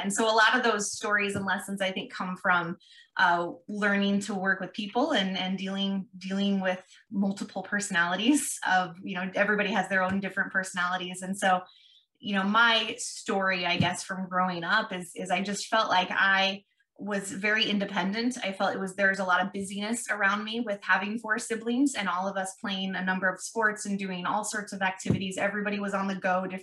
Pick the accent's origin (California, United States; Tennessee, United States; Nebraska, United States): Nebraska, United States; Ralston; also born or lived in Omaha, Nebraska / Papillion, Nebraska; We live here in Papillion, grew up in Ralston, which is where Madison grew up also, and attended high school there